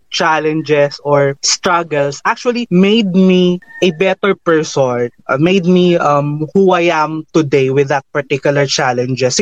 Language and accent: English; Luzon, Philippines; And yes, I am from Luzon, proudly taga